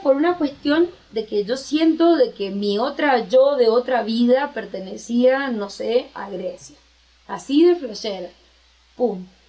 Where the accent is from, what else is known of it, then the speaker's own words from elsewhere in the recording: Argentina; moved away as an adult; now in Mexico; soy una simple argentina que está en México